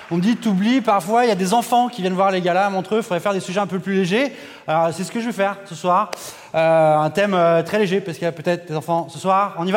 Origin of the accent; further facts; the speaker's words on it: France; Moi, je suis français, ton train, il va peut-être partir.